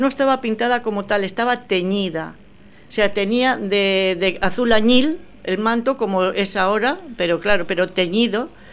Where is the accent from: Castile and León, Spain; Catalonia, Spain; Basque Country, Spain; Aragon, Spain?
Basque Country, Spain; Portugalete; also born or lived in Madrid; yo soy de Portugalete. Sí, pero además he nacido en la travesía, Santa Clara